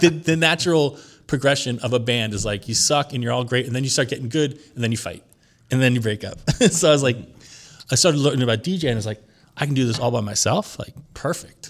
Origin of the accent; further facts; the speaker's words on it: Long Island, New York, United States; also born or lived in Lower East Side, New York; I was born in Long Island.